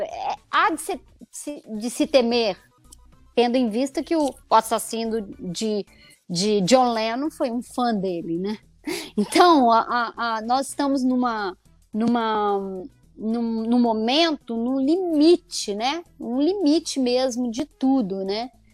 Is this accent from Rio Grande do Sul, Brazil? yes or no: no; Conselheiro Lafaiete, Minas Gerais, Brazil; moved away as an adult; also born or lived in Belo Horizonte; now in São Paulo, Brazil; é a cidade onde eu nasci